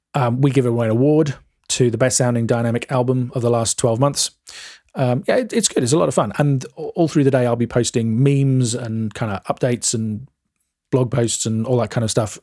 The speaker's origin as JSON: {"language": "English", "region": "England", "country": "United Kingdom", "said": "I'm English"}